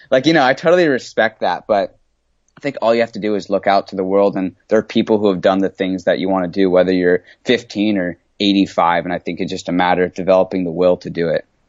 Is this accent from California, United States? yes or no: yes; San Diego, California, United States; moved away as an adult; I grew up in San Diego, California. I moved here when I was just a baby